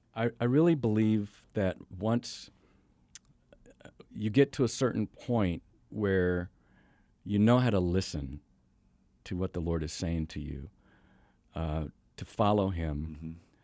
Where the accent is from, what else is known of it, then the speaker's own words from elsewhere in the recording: Washington, United States; moved away; also born or lived in Tacoma, Washington; I grew up in the Northwest, up in Washington State.